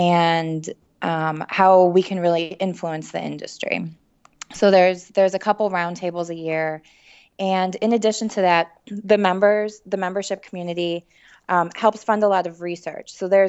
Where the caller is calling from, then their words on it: Chicago, Illinois, United States; We're based in Chicago, so I'm calling you from the Windy City.